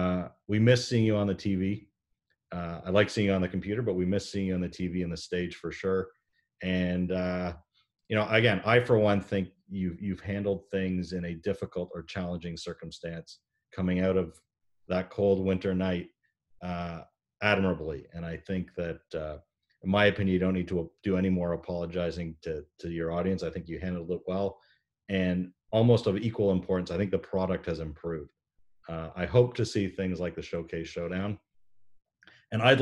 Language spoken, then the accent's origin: English; Canada; now in Seattle, United States; as a Canadian